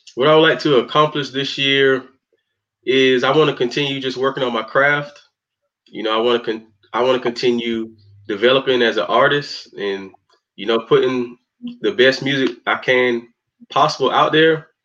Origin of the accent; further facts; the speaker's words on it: Spartanburg, South Carolina, United States; I'm from Spartanburg, South Carolina